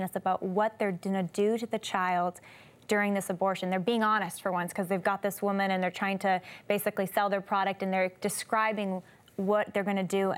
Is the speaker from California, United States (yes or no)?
yes; California, United States; growing up in California